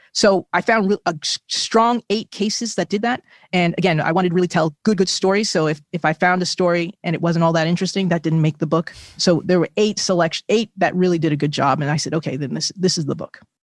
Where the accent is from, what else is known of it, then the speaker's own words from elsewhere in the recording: New Jersey, United States; my home state of New Jersey